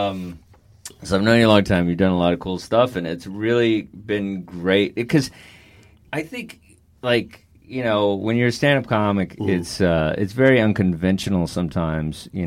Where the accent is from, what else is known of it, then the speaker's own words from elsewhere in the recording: Dallas, Texas, United States; this is how everybody in my you know town talks. Like right. we're from Dallas.